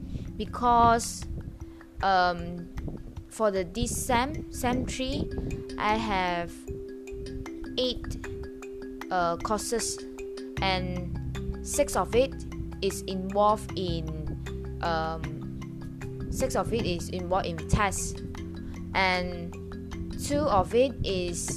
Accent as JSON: {"language": "English", "town": "Ipoh", "region": "Perak", "country": "Malaysia", "tie": "born or raised there", "said": "I will go back to Ipoh, my hometown"}